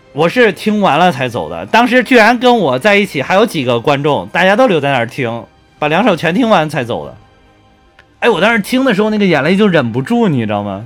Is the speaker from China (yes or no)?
yes; Henan, China; 毕竟我是个河南人